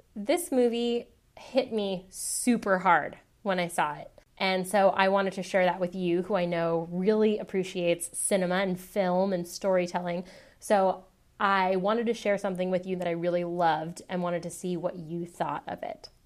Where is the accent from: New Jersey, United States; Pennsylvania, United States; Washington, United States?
Washington, United States; Seattle; moved away as an adult; now in San Francisco, United States; I was born and raised in Seattle. I was there until I was eighteen, and then I went away to college.